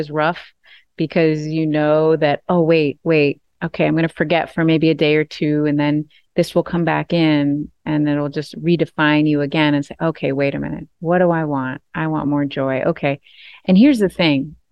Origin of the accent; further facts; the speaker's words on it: Maine, United States; I'm from Maine. I'm from the East Coast.